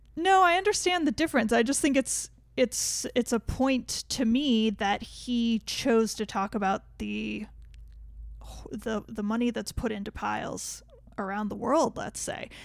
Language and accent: English; United States; we're American